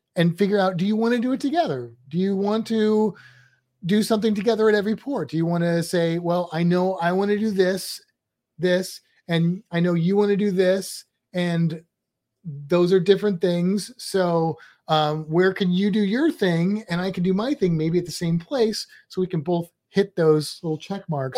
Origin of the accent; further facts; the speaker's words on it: Midwest, United States; now in Florida, United States; we're both from the Midwest